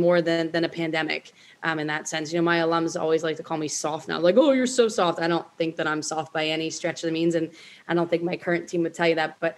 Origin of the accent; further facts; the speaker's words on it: Linwood, New Jersey, United States; where I was from Linwood, New Jersey.